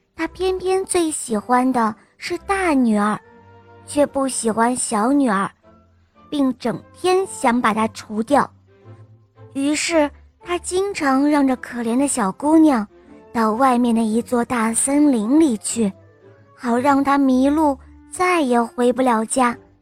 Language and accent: Chinese; Nanjing, Jiangsu, China; 我今天七岁了，我来自南京